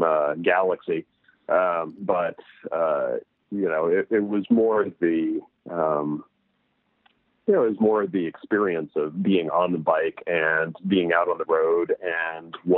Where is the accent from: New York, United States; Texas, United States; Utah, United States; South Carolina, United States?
New York, United States; New York City; I grew up in New York City